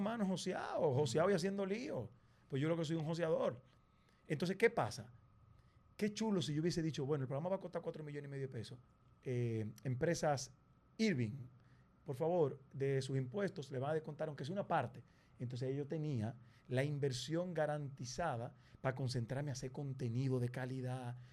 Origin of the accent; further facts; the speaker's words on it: Dominican Republic; como nosotros hablamos, como nos comportamos, nuestra idiosincrasia, nuestra forma de ver la vida, somos los dominicanos